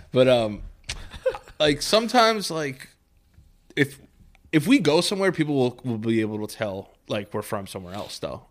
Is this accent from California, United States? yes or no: no; New York, United States; people from New York